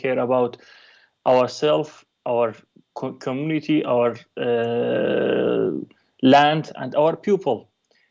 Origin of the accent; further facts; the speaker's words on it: Kurdistan Region, Iraq; I'm a Kurdish person in a nationality, and I was born in a conflict zone in the Middle East, and specifically I was born in the Kurdistan, which is in the northern Iraq